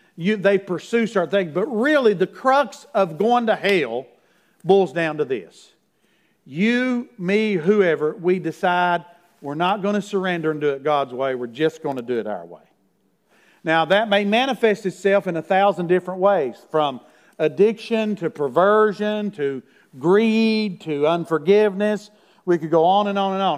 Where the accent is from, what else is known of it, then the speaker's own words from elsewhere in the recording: Middlesboro, Kentucky, United States; Farrah Fawcett came to my hometown because Lee Majors is from my hometown, $6 million man, by the way. And when he was married to her, he brought her to Middlesboro, Kentucky one time